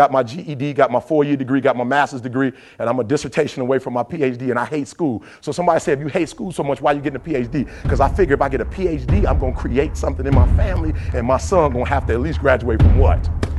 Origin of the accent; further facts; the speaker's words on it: Detroit, Michigan, United States; I'm from Detroit, 8 Mile.